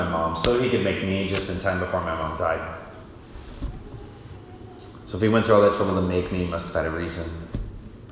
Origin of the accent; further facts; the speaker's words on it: Michigan, United States; now in Lincoln, United States; I grew up in Michigan